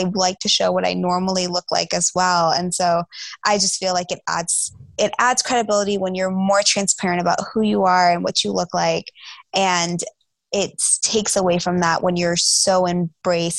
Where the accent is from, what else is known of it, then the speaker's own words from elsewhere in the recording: Atlanta, Georgia, United States; I grew up in the suburbs. So like I was in a northeast suburb of Atlanta